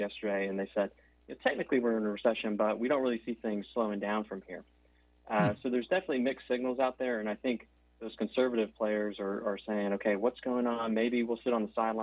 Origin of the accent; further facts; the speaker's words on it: Lakeland, Florida, United States; I am from Lakeland. I've been here virtually my whole life